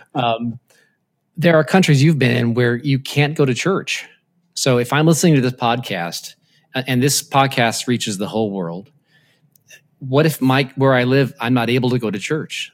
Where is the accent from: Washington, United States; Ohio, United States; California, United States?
Washington, United States; Tacoma; when I grew up, I grew up in Assembly of God Church in, in, uh, Tacoma, Washington